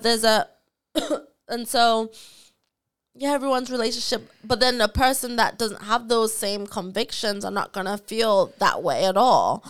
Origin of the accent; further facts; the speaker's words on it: Nottingham, East Midlands, United Kingdom; from Nottingham